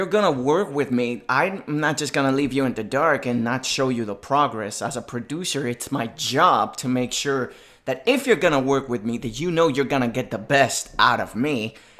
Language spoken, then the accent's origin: English; Puerto Rico; my hometown, Puerto Rico, baby.